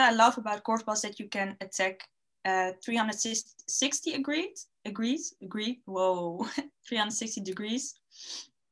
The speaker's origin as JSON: {"language": "English", "country": "Netherlands", "tie": "born or raised there", "said": "I was born and raised in the Netherlands"}